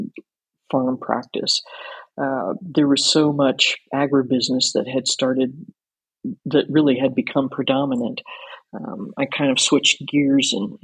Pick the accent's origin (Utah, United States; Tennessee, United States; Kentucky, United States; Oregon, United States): Kentucky, United States; Anchorage; I grew up in a little town called Anchorage, Kentucky, which is not too far out of Louisville